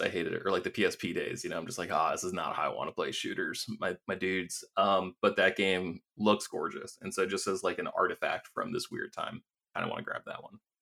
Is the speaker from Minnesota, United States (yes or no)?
no; Maine, United States; moved away as an adult; also born or lived in Vermont / Los Angeles / San Francisco; I grew up in Maine